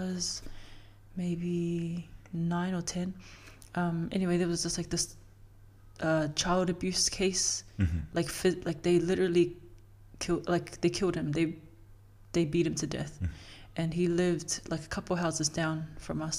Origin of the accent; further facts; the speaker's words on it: Auckland, New Zealand; I grew up in Otara